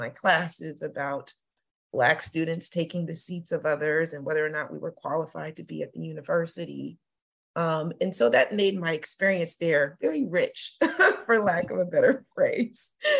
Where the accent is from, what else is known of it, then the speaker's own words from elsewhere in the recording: Woodbridge, Virginia, United States; also born or lived in Belgium; So I claim Northern Virginia, Woodbridge, Virginia in particular, as home. but I was born in Belgium and I've moved all over the place. So in terms of where I'm from, I say Virginia, but with that military designation.